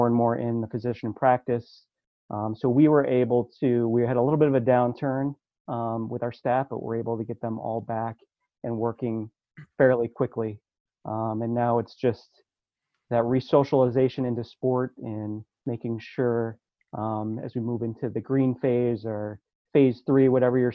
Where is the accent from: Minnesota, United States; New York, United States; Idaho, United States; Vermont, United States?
New York, United States; upstate; moved away as an adult; now in Bethlehem, United States; a kid growing up in the New York, upstate New York